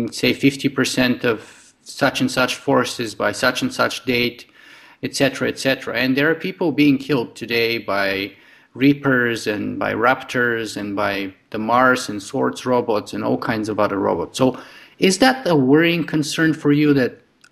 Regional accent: Bulgaria; now in Canada; I grew up in Eastern Europe in Bulgaria

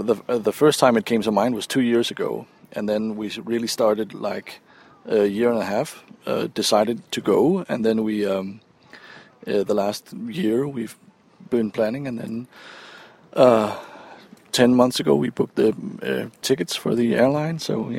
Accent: Denmark; English is a second language

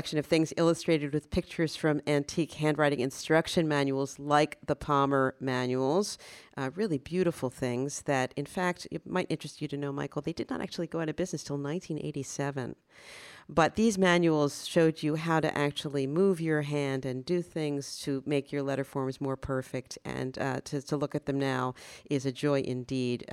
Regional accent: Paris, Île-de-France, France; moved away; I grew up in Paris

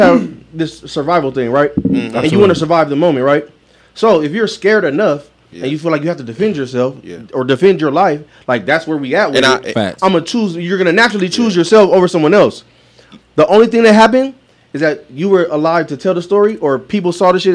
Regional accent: Long Beach, California, United States; now in Las Vegas, United States; I said Lone Beach, and I said specifically I'm from Bixby Knowles

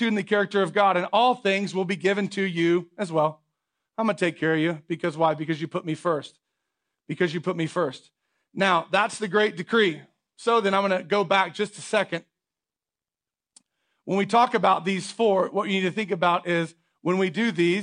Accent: United States

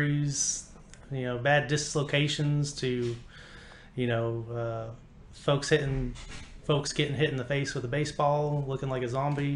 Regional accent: Panama City, Florida, United States; moved away as an adult; also born or lived in Alabama; now in D'Iberville, United States; I'm from Panama City, Florida. I went to Rutherford High School.

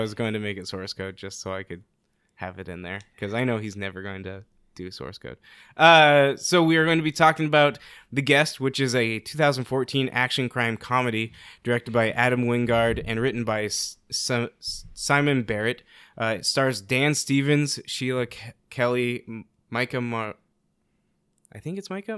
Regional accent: South Korea; moved away

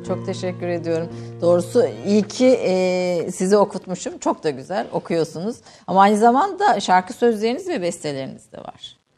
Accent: Kayseri, Kayseri Province, Turkey; Ben Kayseri doğumluyum

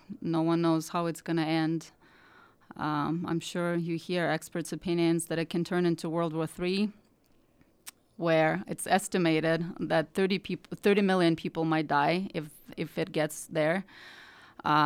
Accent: Eastern Ukraine, Ukraine; English is a second language; I'm from Eastern Ukraine. And technically, it's not Ukraine anymore. It's the breakaway territory, the independent republic, as they proclaim themselves a few years ago.

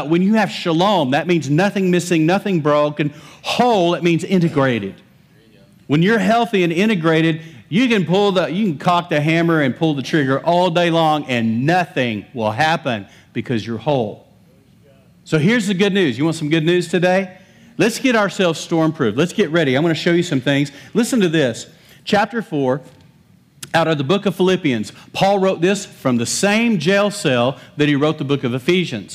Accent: West Texas, United States; I'm from West Texas. I have permission to butcher the English language

